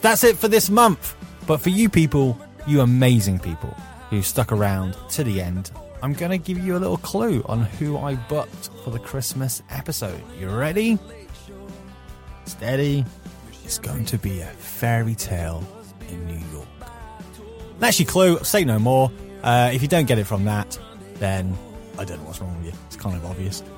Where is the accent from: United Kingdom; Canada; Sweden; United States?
United Kingdom; being British